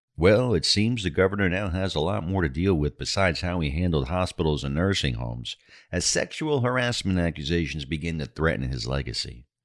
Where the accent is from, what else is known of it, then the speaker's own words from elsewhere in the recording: New York City, New York, United States; my hometown of New York City